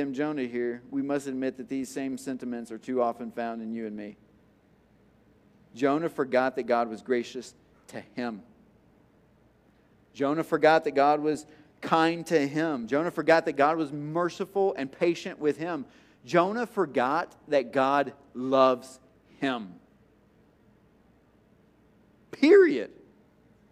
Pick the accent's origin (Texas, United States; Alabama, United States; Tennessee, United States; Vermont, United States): Tennessee, United States; I'm from Tennessee